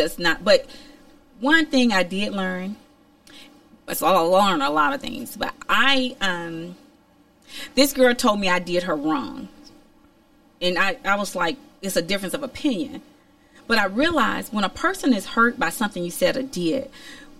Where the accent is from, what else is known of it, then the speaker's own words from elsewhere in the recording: Alabama, United States; moved away as an adult; also born or lived in New York; I'm from Alabama